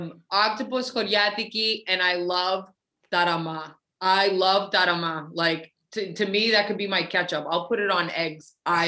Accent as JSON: {"language": "English", "town": "Boston", "region": "Massachusetts", "country": "United States", "tie": "born or raised there", "also_born_or_lived": "Las Vegas / San Diego / San Francisco / Chicago", "moved": "as an adult", "lives_now": "New York, United States", "said": "I grew up in Boston. I left when I was 24. I did Vegas, San Diego, San Francisco, Chicago, New York, Miami, back to Boston to launch the brand, back to New York, which is where I am now."}